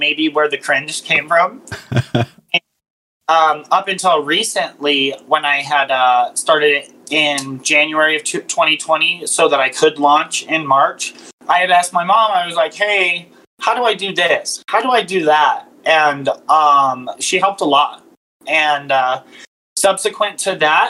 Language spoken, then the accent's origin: English; Arizona, United States; We grew up in Arizona